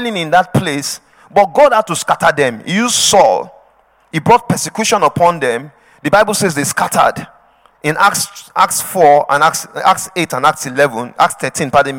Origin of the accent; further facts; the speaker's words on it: Edo, Nigeria; moved away; I'm from Edo State.